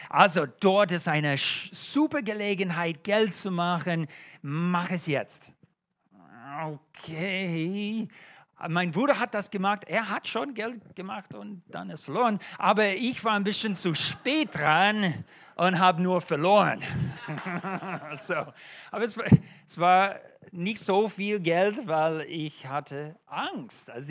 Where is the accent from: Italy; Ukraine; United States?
United States; German is a second language; now in Germany; Äh, das ist kein deutscher Name und auch von meinem Akzent hört das schon. Ähm, ich bin Amerikaner